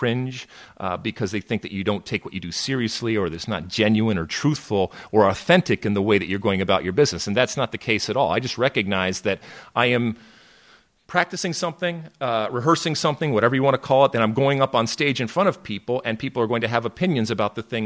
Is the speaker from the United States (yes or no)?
yes; Detroit, Michigan, United States; moved away as an adult; also born or lived in New Jersey; I grew up in Detroit, Michigan, but I went to school out in New Jersey